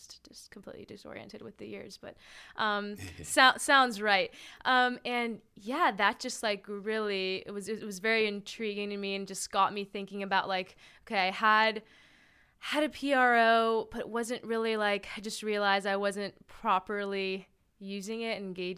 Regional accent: Miami, Florida, United States; also born or lived in Brooklyn, New York; now in New York City, United States; I'm originally from Miami, Florida, now living in Brooklyn, New York

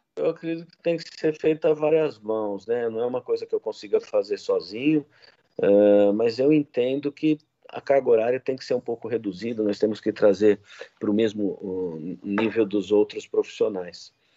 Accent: Jaú, São Paulo, Brazil; moved away as an adult; also born or lived in Botucatu / Porteirão, Goiás; now in Campinas, Brazil; eu sou nascido em Jaú, interior de São Paulo

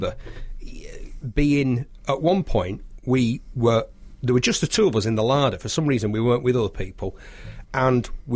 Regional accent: United Kingdom; we're British

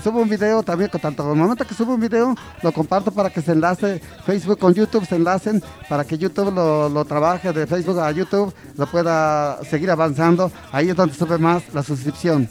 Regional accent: Zacapoaxtla, Puebla, Mexico; also born or lived in Ahuacatlán (birthplace, garbled); Zacapuazla ya llevo aquí toda mi niñez desde niño. Yo me siento zacapasteco desde que, de mi niñez, desde, desde los 5 años, aquí ya llevo como 55 años viviendo

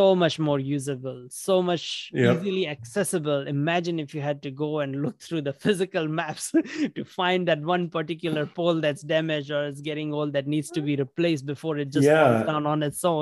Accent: India; moved away; I grew up in India

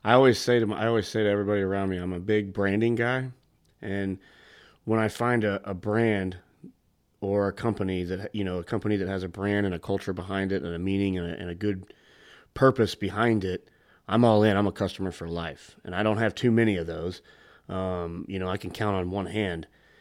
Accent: St. Louis, Missouri, United States; I grew up in St. Louis with some of those guys

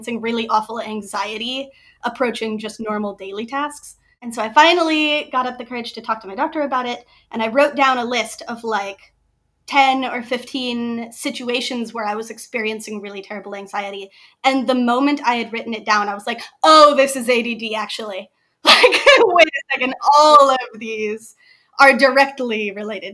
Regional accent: Springfield, South Dakota, United States; now in Ames, United States; I'm originally from Springfield, South Dakota. Grew up in a tiny, tiny little town on the edge of the river, which was great. But I live in Ames, Iowa now.

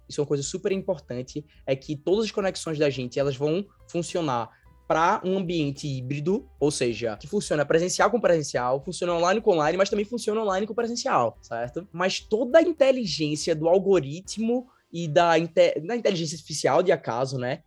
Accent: Recife, Pernambuco, Brazil; eu sou de Recife. Todo mundo percebe, né, por conta do sotaque e tudo mais

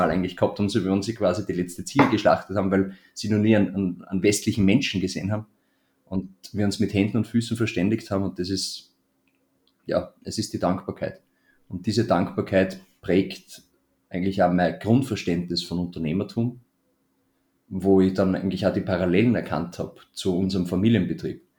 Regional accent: Melk, Lower Austria, Austria; Dieses Haus soll in Melk, in meiner Heimatstadt, auf das, auf das Areal kommen, wo jetzt gerade unsere alte Tischlerei noch steht.

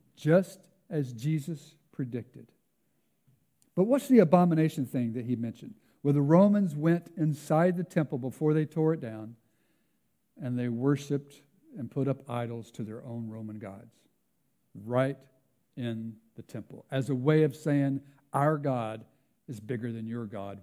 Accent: United States; now in Canada; my home country

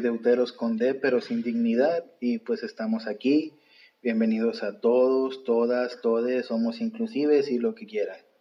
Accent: Mexico; como buenos mexicanos

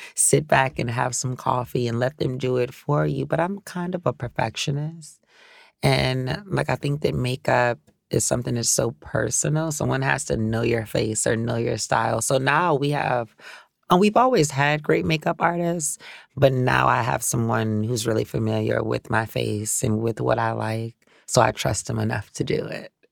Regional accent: New Orleans, Louisiana, United States; growing up in New Orleans. Like I can't speak for anywhere else because that's where I was raised.

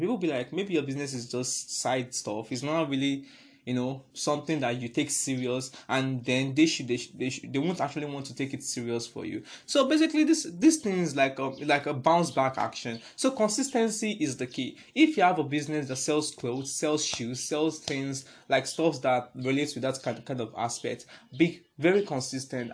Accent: Nigeria; I'm a Nigerian

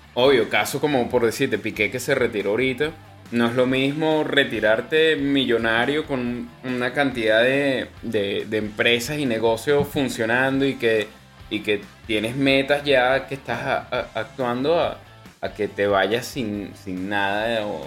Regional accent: Venezuela; now in Chile; nosotros como venezolanos

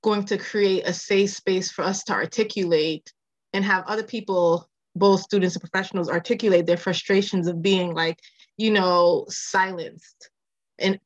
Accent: Massachusetts, United States; also born or lived in Manchester, Jamaica / Lynn, Massachusetts / Springfield, Massachusetts; I was born in Jamaica, raised in Massachusetts.

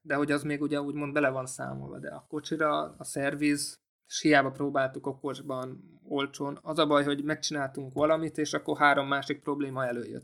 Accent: Hungary; also born or lived in Austria; magyarok vagyunk

